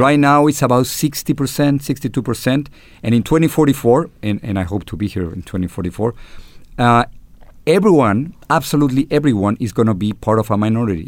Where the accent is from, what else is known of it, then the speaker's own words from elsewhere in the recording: Mexico City, Mexico; accent: Chilango; English is a second language; moved away as an adult; now in United States; I am Mexican-American, uh, with an accent, with a Chilango accent from, from Mexico City